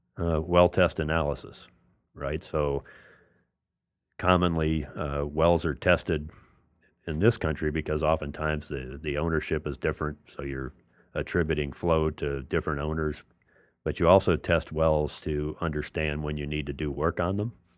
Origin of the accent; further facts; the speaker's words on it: New Orleans, Louisiana, United States; I'm from New Orleans